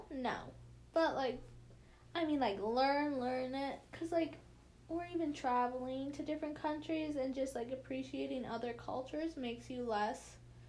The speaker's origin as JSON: {"language": "English", "country": "United States", "said": "we're from the United States"}